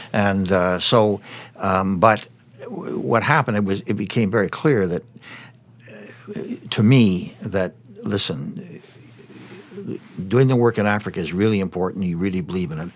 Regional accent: Windsor, Ontario, Canada; I was born in Windsor, Ontario

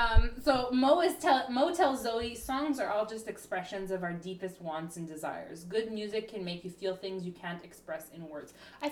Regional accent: Canada; we're Canadian.

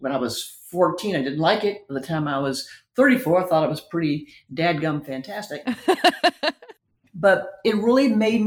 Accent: Texas, United States; I'm very proud of being a Texan

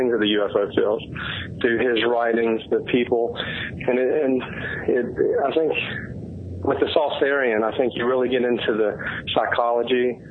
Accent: West Virginia, United States; I'm from West Virginia, live here.

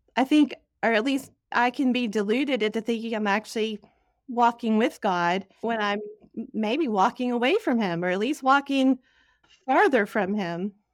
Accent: Dallas, Texas, United States; moved away; I grew up in Dallas, Texas

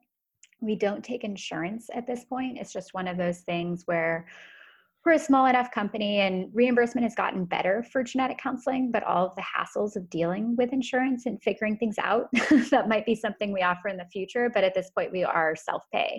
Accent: United States; I'm American

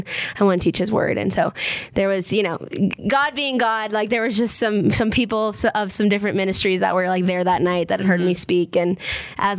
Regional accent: Minnesota, United States; now in Waco, United States; growing up in Minnesota

